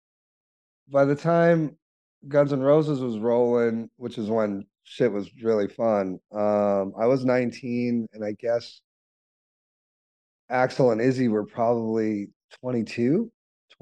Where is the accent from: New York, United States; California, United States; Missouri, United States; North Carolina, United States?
California, United States; Los Angeles; growing up in Hollywood